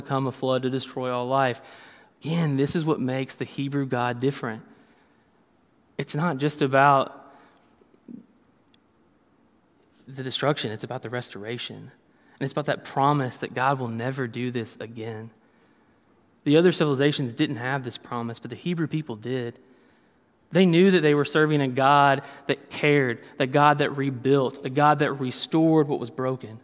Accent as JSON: {"language": "English", "region": "Kentucky", "country": "United States", "said": "I'm from Kentucky"}